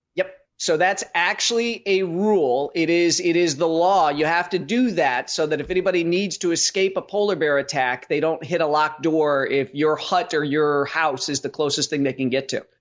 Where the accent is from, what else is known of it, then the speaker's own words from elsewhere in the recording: Chicago, Illinois, United States; I grew up in Chicago